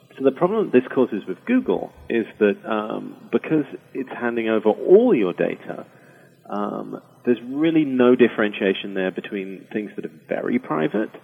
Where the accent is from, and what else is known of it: United Kingdom; accent: British